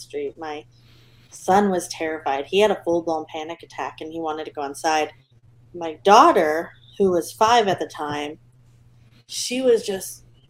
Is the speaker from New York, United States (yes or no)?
no; California, United States; now in Georgia, United States; I'm from California.